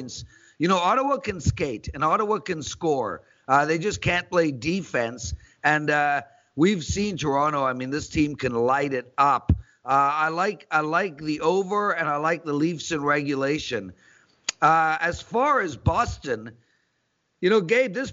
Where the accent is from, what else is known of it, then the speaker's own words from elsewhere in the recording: South Africa; I'm South African.